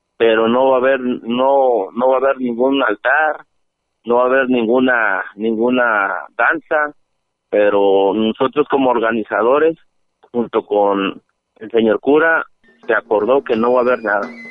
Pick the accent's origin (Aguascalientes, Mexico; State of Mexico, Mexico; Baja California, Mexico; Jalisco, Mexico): Jalisco, Mexico; Tuxpan; la gente de aquí de Tuspan, de los alrededores de aquí de mi pueblo de Tuspan